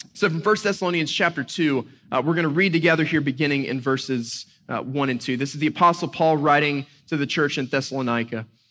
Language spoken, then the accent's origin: English; Boone, North Carolina, United States; growing up in Western North Carolina, a little town called Boone, I grew up just a few minutes uh, from the Blue Ridge Parkway